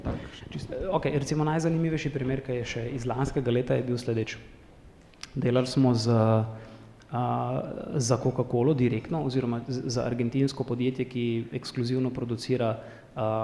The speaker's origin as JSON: {"language": "Slovenian", "region": "Prekmurje", "country": "Slovenia", "moved": "yes", "said": "sem iz Prekmorja"}